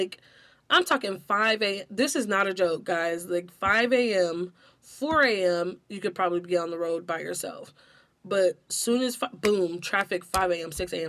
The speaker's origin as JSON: {"language": "English", "town": "Los Angeles", "region": "California", "country": "United States", "tie": "born or raised there", "said": "Like, you can't tell me from about my hometown."}